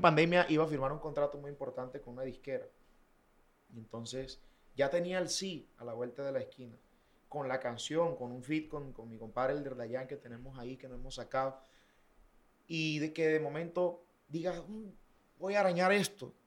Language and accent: Spanish; Valledupar, Cesar, Colombia; also born or lived in Bucaramanga; nací en Bucaramanga, eh, me crié en Valledupar